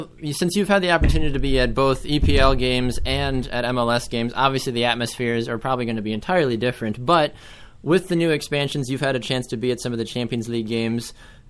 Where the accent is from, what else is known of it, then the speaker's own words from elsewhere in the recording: Florida, United States; now in Wisconsin, United States; I'm kind of spoiled since I'm from Florida.